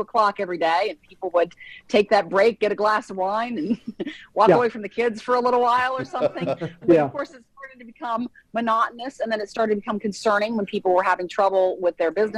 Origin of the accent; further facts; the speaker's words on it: Ohio, United States; I'm a lifelong Ohioan.